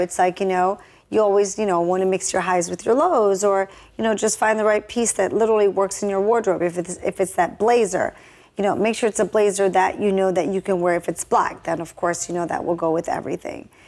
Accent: Jamaica; moved away; I was born and raised in Jamaica

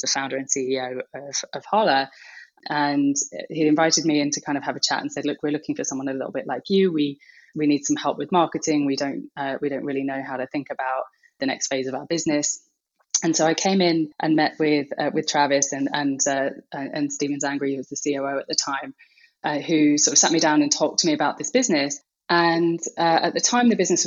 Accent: United Kingdom; now in Brooklyn, United States; I'm a Brit.

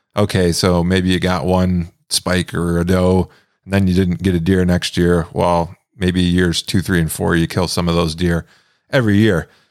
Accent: Michigan, United States; moved away as an adult; now in Montana, United States; I'm actually from Michigan originally. I lived most of my life there

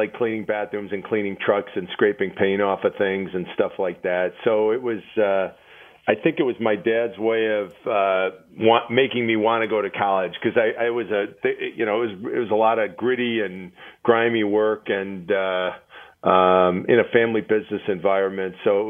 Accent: Milwaukee, Wisconsin, United States; And then I got recruited to go to Northwestern Mutual, which is in my hometown of Milwaukee.

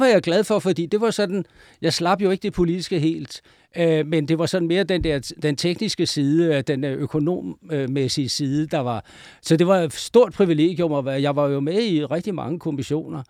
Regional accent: Denmark; jeg jo fra Jylland

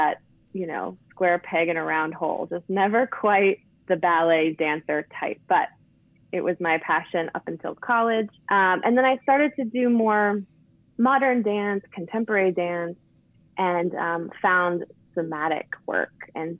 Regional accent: Buffalo, New York, United States; born there; also born or lived in Baltimore; But originally, I was born years ago in Buffalo, New York. So holla, Western New York, but moved around a ton.

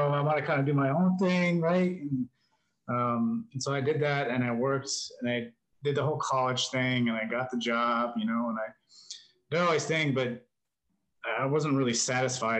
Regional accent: New Mexico, United States; moved away; also born or lived in New York / California; I grew up in New Mexico, and then um, lived up in New York for a little while. Lived in California

